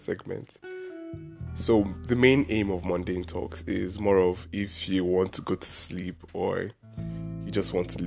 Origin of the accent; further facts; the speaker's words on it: Anambra, Nigeria; I am a Nigerian and I am from Anambra State.